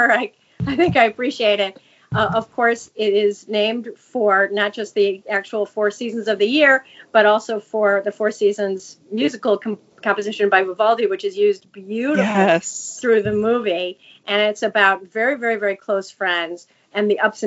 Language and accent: English; Chicago, Illinois, United States; I'm from Chicago, so it was going on at my doorstep.